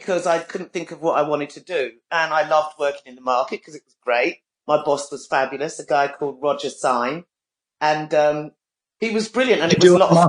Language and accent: English; London, United Kingdom; also born or lived in Bolton; I was born in Brixton, and I have, in all that time, I've moved about a mile away from where I was born